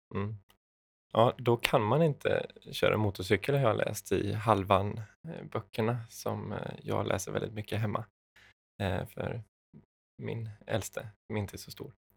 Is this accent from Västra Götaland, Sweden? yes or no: no; Kalmar County, Sweden; jag är ju ölänning